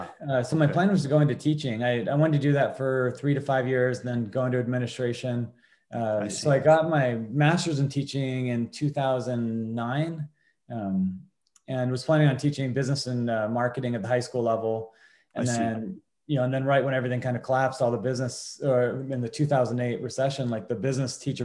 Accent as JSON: {"language": "English", "town": "Port Angeles", "region": "Washington", "country": "United States", "tie": "born or raised there", "said": "I grew up here in Port Angeles, Washington"}